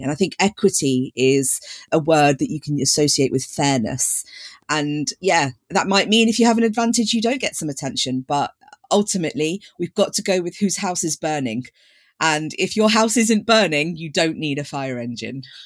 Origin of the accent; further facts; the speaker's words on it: Leicester, East Midlands, United Kingdom; I grew up in Leicester